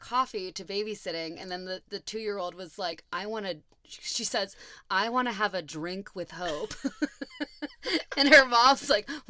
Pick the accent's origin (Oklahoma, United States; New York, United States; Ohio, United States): Ohio, United States; I mean, I'm from Ohio.